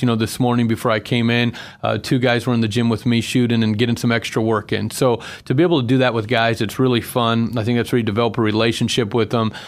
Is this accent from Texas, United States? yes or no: no; Buckeye, Arizona, United States; moved away as an adult; also born or lived in Salina, Kansas; now in Boise, United States; I'm originally from Buckeye, Arizona